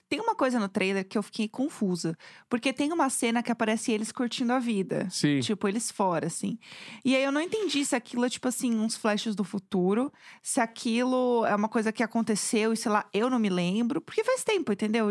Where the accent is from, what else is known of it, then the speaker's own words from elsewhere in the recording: São Paulo, Brazil; eu que sou de São Paulo